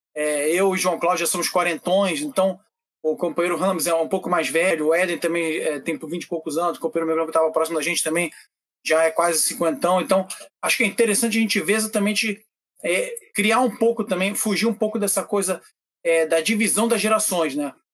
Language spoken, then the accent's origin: Portuguese; Prague, Czechia; moved away; na minha cidade natal, em Praga